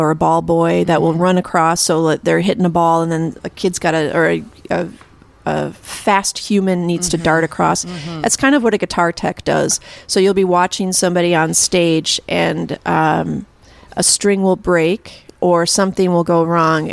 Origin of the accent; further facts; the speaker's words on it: West St. Paul, Minnesota, United States; now in St. Paul, United States; I grew up in West St. Paul.